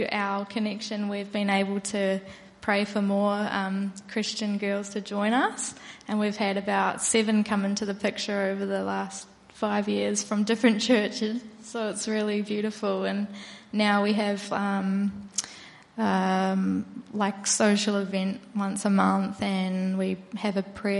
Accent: New Zealand; moved away; Well, about 6.5 years ago, I moved over from New Zealand, and I really felt God was calling me to put him back at the center of my life.

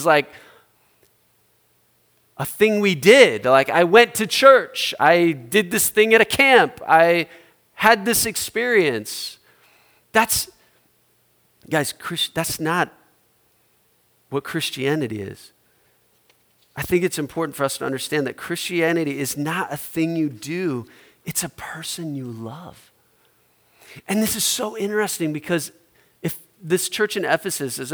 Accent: Omaha, Nebraska, United States; my hometown, Omaha

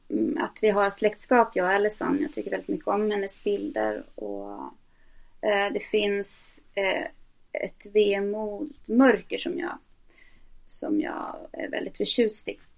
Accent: Norrbotten County, Sweden; also born or lived in Tornedalen; så lyser det igenom. Ehm, jag är född i Tornedalen eh, och flyttade runt väldigt mycket uppe i Norrbotten.

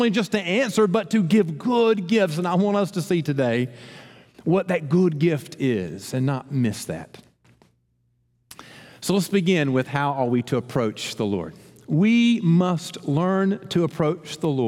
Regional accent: Columbus, United States; I grew up in Columbus

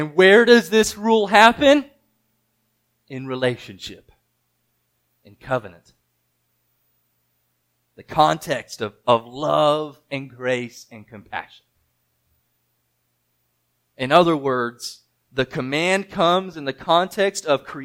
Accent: United States; I'm American

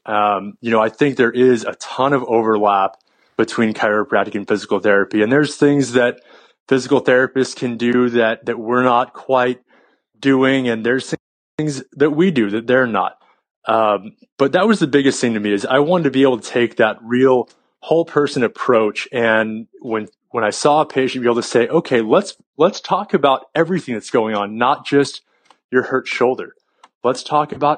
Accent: San Jose, California, United States; I actually grew up in San Jose, California. I'm one of the few California natives

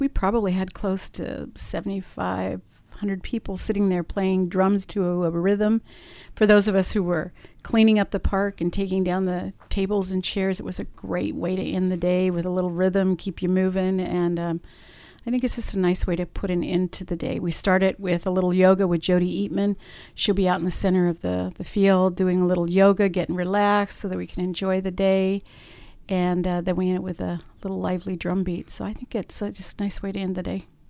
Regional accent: Southern California, United States; moved away as an adult; now in Stockton, United States; I'm from Southern California

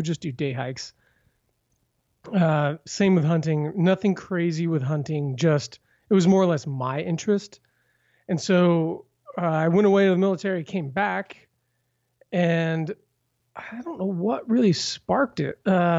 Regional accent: Vancouver, Washington, United States; I hail from Vancouver, Washington.

